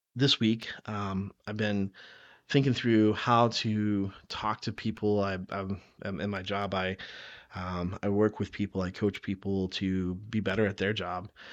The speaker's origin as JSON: {"language": "English", "region": "the South", "country": "United States", "tie": "born or raised there", "said": "I grew up in the South"}